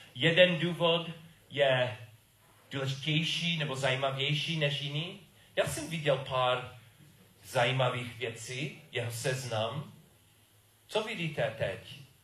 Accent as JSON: {"language": "Czech", "country": "United States", "second_language": "Czech", "moved": "yes", "said": "jsem Američan a byl jsem v Americe a moje rodiči taky"}